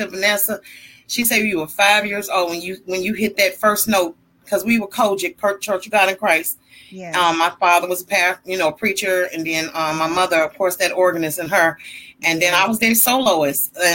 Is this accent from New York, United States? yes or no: no; Little Rock, Arkansas, United States; also born or lived in Grand Junction, Michigan; now in St. Louis, United States; I was raised in Little Rock, Arkansas